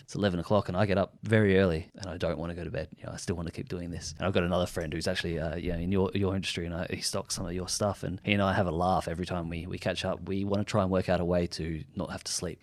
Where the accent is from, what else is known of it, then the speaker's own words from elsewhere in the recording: Adelaide, South Australia, Australia; We're from Adelaide